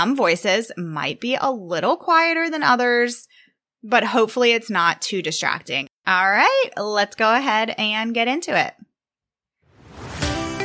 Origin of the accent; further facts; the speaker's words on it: Virginia, United States; I'm a podcast manager from Virginia